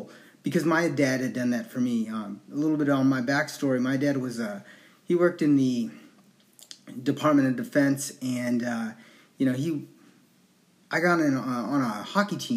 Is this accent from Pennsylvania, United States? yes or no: no; Anchorage, Alaska, United States; I was born and raised in Anchorage, Alaska